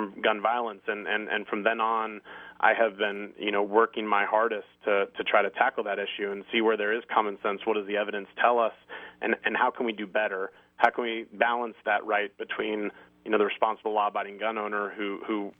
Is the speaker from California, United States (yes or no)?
yes; Thousand Oaks, California, United States; I'm from Thousand Oaks, California